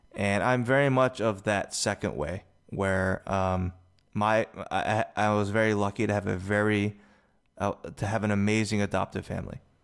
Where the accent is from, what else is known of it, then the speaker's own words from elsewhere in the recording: United States; also born or lived in South Korea; I was adopted from Korea to America